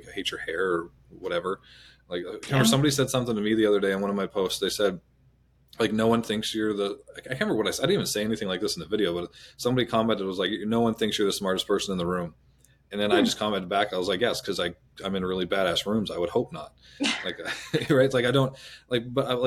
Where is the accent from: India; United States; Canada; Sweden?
Canada; I'm Canadian